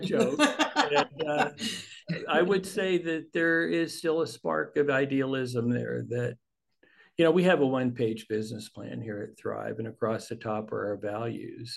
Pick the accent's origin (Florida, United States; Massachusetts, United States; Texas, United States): Texas, United States; the Panhandle of; I grew up in the Panhandle of Texas